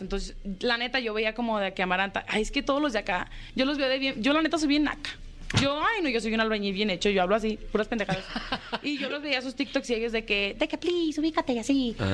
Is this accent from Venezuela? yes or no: no; Jalostotitlán, Jalisco, Mexico; De Jalos, Totitlán